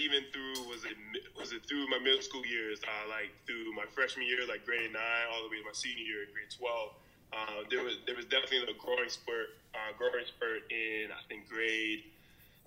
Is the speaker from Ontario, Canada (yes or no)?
no; Vancouver, British Columbia, Canada; I'm born and bred in Vancouver, British Columbia